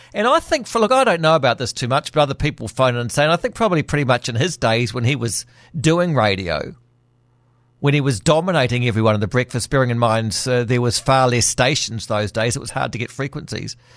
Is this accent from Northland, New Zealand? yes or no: no; Auckland, New Zealand; growing up in Auckland